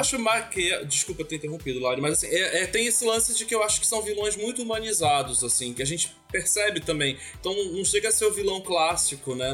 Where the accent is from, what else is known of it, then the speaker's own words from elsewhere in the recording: Baixada Fluminense, Rio de Janeiro, Brazil; eu sou da Baixada Fluminense